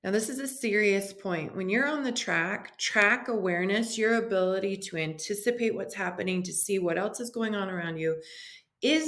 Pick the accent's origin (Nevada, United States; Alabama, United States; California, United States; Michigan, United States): Michigan, United States; Detroit; I was raised in Detroit, Michigan